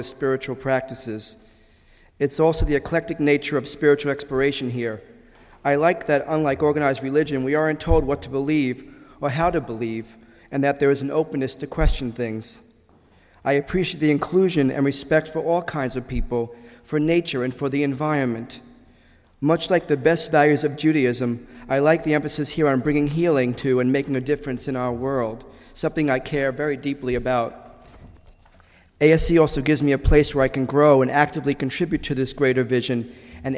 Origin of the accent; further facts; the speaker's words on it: New York City, New York, United States; moved away as an adult; now in Boston, United States; I was born in the Gravesend section of Brooklyn, New York, on April 26, 1963. And at age 13, I was bar mitzvahed